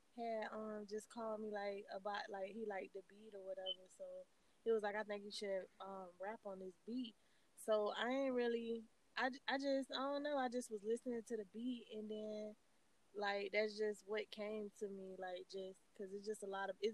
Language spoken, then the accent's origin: English; Cocoa, Florida, United States; I'm from Cocoa, Florida